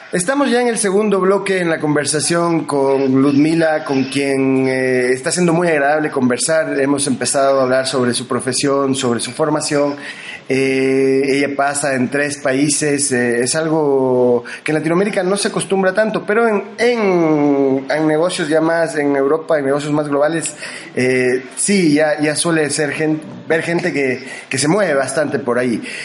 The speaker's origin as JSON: {"language": "Spanish", "country": "Argentina", "tie": "born or raised there", "moved": "yes", "lives_now": "Loja, Ecuador", "said": "yo me formé en Argentina y viví de niño en la Argentina, eh, yo soy ecuatoriano de nacimiento aquí de la ciudad de Loja, pero mm, estudié en la escuela allá"}